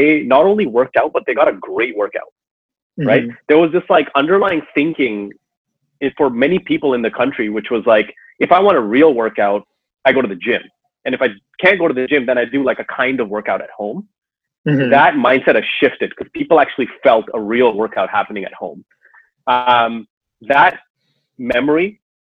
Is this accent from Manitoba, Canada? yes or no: no; Toronto, Ontario, Canada; moved away as an adult; now in Seattle, United States; I grew up in Toronto, Canada, and then moved out west about a decade ago or so.